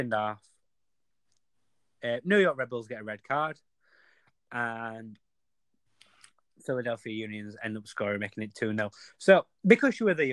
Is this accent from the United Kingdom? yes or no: yes; England, United Kingdom; I'm from England